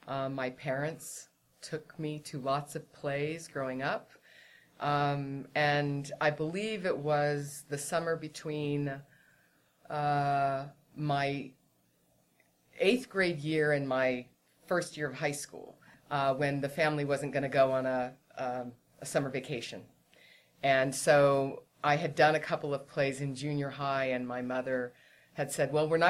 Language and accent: English; San Francisco Bay Area, California, United States; I grew up in the San Francisco Bay Area.